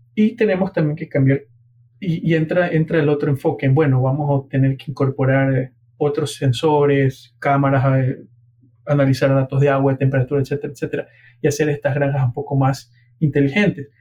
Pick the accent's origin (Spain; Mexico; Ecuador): Ecuador; Guayaquil, Guayas; moved away; also born or lived in Honduras; soy ecuatoriano de Guayaquil